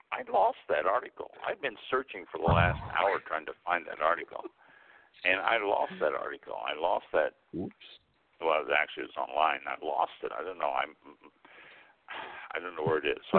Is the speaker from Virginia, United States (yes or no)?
no; Kansas City, Missouri, United States; I was born and raised in Kansas City, Missouri